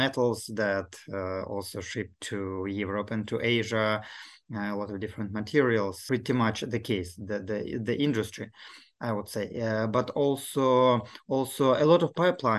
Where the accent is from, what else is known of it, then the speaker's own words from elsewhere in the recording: Murmansk Oblast, Russia; I am originally from the Murmansk region up on the north